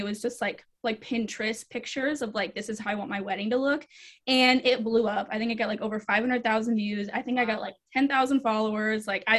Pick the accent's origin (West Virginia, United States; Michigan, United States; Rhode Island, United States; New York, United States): Rhode Island, United States; also born or lived in Germany / Georgia, United States; So I actually grew up an Army brat. So I am technically from Rhode Island. I have a lot of family there still. I grew up moving around everywhere, Germany, all over the States. But I call Georgia home because I was there the longest.